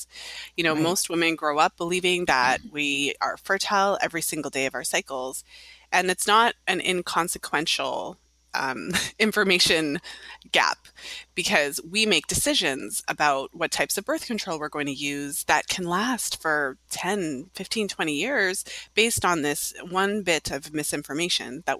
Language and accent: English; Canada; now in Toronto, Canada; I'm in Toronto, Ontario, Canada. So I'm Canadian